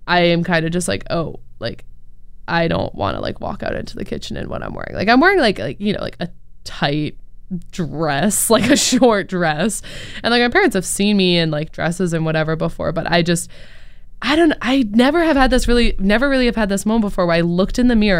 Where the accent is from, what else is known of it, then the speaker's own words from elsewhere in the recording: North Shore of Boston, Massachusetts, United States; moved away as an adult; also born or lived in Reading, Massachusetts; now in Chicago, United States; I'm from the North Shore of Boston and I go to school here in Chicago.